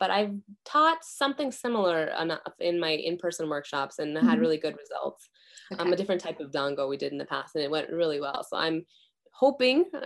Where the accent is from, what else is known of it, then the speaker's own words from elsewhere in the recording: Midwest, United States; moved away as an adult; now in Japan; growing up in the Midwest in the US